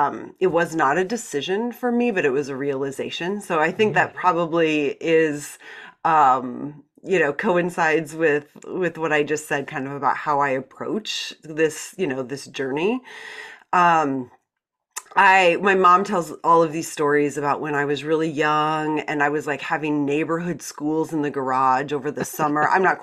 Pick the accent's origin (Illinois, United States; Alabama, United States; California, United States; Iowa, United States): Iowa, United States; I'm a complete product of the Iowa public school system. I was born in Iowa, went to school in Iowa.